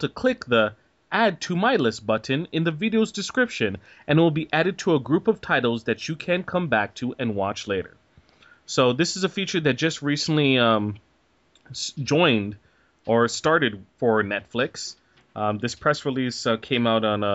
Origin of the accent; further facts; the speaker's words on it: Canada; as a Canadian